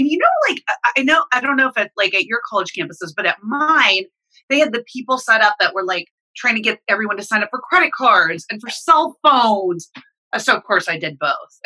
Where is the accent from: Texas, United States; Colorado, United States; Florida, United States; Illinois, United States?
Texas, United States; Dallas; moved away as an adult; also born or lived in New York / Los Angeles; I'm originally from Dallas. So they convinced me to move back home to Dallas